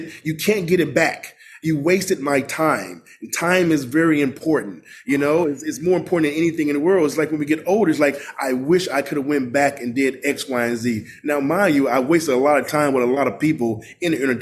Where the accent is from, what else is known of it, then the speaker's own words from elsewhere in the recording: Mississippi, United States; also born or lived in Los Angeles; now in Washington, D.C., United States; growing up in Mississippi